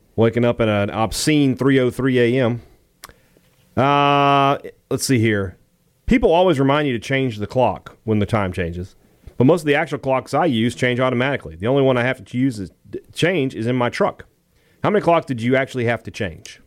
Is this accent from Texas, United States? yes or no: no; Vicksburg, Mississippi, United States; in Vicksburg, in my hometown